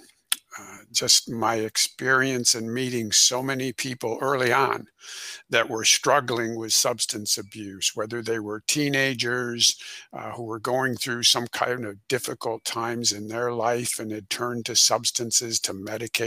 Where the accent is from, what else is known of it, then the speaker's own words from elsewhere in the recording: Rockford, Illinois, United States; I'm originally from Illinois. In Rockford, Illinois, which is about 90 miles northwest of Chicago